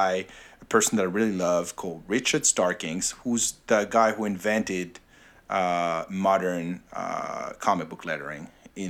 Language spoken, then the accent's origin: English; Paris, Île-de-France, France; moved away as an adult; now in United States; You can totally say that I'm not American, yes. I was born and raised in Paris, where I lived for 44 years before moving to America.